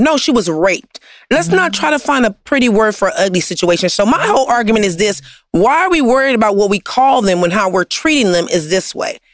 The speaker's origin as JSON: {"language": "English", "town": "Compton", "region": "California", "country": "United States", "said": "I'm from Compton"}